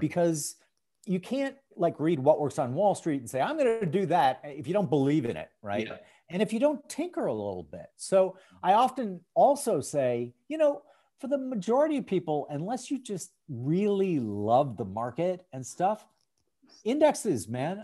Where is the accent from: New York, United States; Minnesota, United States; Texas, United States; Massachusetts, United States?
Minnesota, United States; St. Paul; I grew up in St. Paul, Minnesota